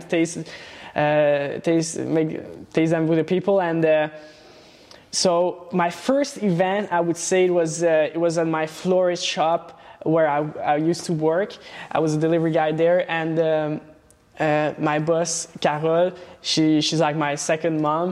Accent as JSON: {"language": "English", "town": "Laval", "region": "Quebec", "country": "Canada", "tie": "born or raised there", "also_born_or_lived": "Transylvania, Romania / Montreal"}